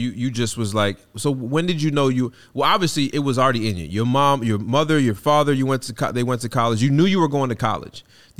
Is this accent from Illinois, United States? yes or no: no; New York, United States; born there; I was born in New York, but they need some trash cans.